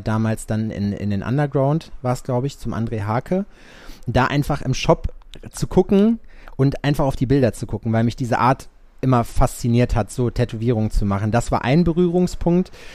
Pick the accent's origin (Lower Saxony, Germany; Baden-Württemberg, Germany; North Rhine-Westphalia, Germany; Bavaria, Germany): North Rhine-Westphalia, Germany; Sauerland, between Hagen and Lüdenscheid; now in Jena, Germany; Scheiksmühle. Das ist so ein kleines Nest zwischen Hagen und Lüdenscheid. Ja. Also eigentlich bin ich Sauerländer